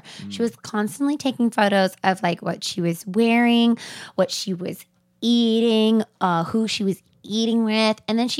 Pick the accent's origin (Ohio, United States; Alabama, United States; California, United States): California, United States; Yeah, well, I'm from California. I don't understand what planes are.